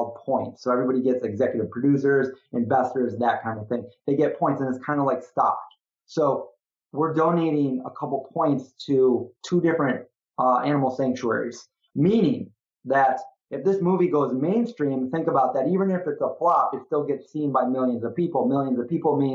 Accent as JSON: {"language": "English", "town": "Syracuse", "region": "New York", "country": "United States", "tie": "born or raised there", "said": "my hometown, Syracuse, New York. This is where I grew up"}